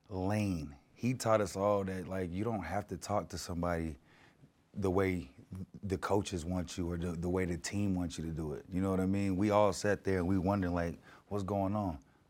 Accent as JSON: {"language": "English", "town": "Denver", "region": "Colorado", "country": "United States", "said": "Park Hill, Colorado."}